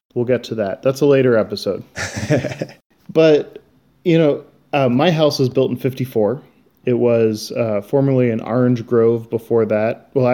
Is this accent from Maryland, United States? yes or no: yes; Annapolis, Maryland, United States; now in Mesa, United States; So I grew up in Annapolis, Maryland